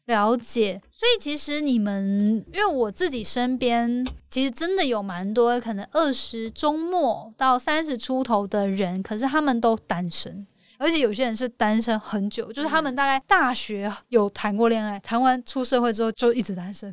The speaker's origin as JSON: {"language": "Chinese", "town": "Hualien", "region": "Hualien County", "country": "Taiwan", "said": "因为我来自花莲 花莲嘛"}